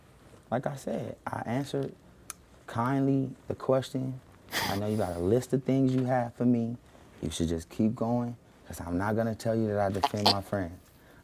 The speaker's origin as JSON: {"language": "English", "town": "Carson", "region": "California", "country": "United States", "tie": "born or raised there", "also_born_or_lived": "McComb, Mississippi", "said": "I was just born there."}